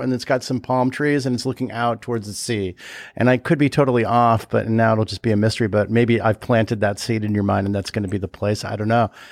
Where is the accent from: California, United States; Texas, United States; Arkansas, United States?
California, United States; I am from California